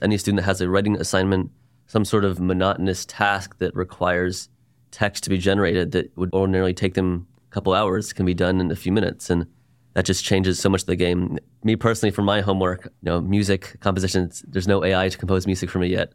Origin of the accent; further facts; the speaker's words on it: Dallas, Texas, United States; I'm a Jew from Dallas, born and raised here